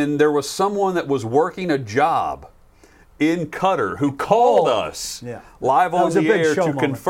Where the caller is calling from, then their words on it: Nashville, Tennessee, United States; makes me feel a little closer to my hometown of Nashville.